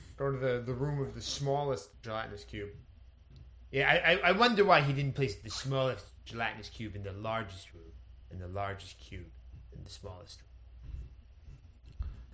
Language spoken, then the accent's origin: English; Connecticut, United States; I grew up in Connecticut